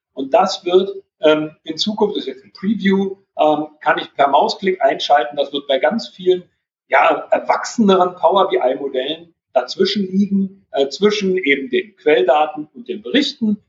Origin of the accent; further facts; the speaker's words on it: Berlin, Germany; als Berliner